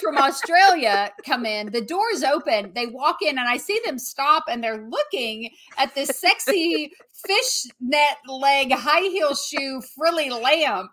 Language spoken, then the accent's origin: English; the South, United States; accent: Southern; I still have my Southern accent